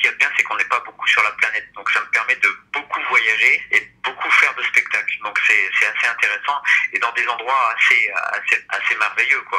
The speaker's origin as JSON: {"language": "French", "region": "Normandy", "country": "France", "tie": "born or raised there", "also_born_or_lived": "Champagne-Ardenne", "moved": "yes", "said": "Donc j'ai fini par m'implanter en Champagne-Ardenne, mais je suis originaire de Normandie."}